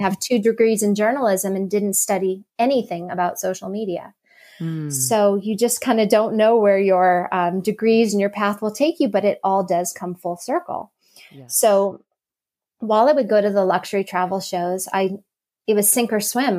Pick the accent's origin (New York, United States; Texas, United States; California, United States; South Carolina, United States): California, United States; Southern; moved away as an adult; also born or lived in Boston; I was born and raised in Southern California